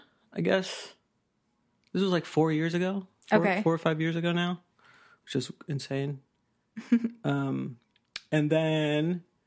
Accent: Indiana, United States; moved away as an adult; now in New York, United States; I am from Indiana originally.

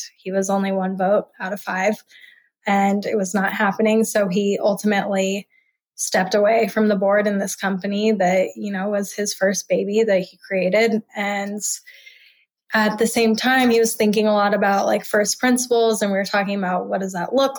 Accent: Omaha, Nebraska, United States; I haven't lived in Nebraska in a long time, but it is home to me. And I am very, very fond of Omaha.

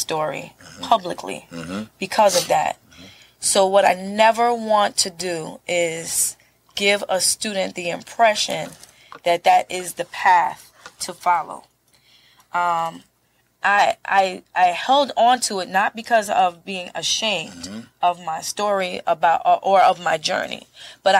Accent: New York City, New York, United States; I'm born and raised in Brooklyn, Flatbush

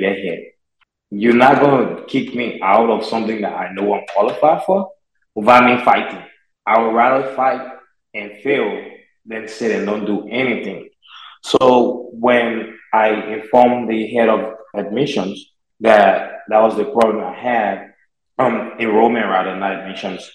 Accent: Liberia; moved away as an adult; now in United States; I'm from Liberia, West Africa

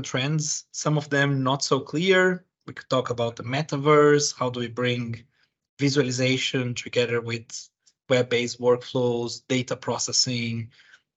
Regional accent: Brazil; moved away as an adult; now in United Kingdom; I was born and raised in Brazil. I have been living in the UK for 15 years.

